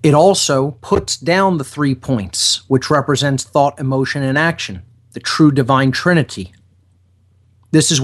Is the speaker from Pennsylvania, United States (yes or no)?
yes; Philadelphia, Pennsylvania, United States; I'm from Philadelphia